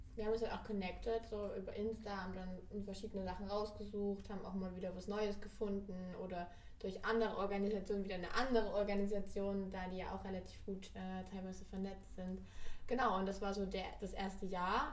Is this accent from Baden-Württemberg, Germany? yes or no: no; Erzgebirge, Saxony, Germany; moved away as an adult; now in Berlin, Germany; ich komme aus dem Erzgebirge, aus Sachsen.